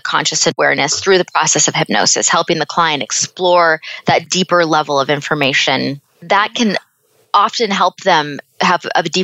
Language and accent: English; Seattle, Washington, United States; moved away as an adult; also born or lived in Phoenix, Arizona; I was born and raised in Seattle.